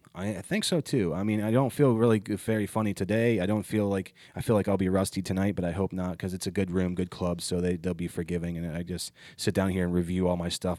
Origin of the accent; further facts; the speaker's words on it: Ohio, United States; moved away; I was at home in my hometown and a kid I went to high school